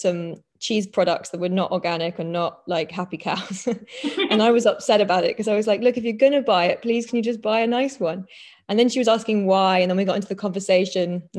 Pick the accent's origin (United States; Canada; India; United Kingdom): United Kingdom; London; moved away as an adult; I grew up in London with my mum and my sister, and yeah, like proper like city kid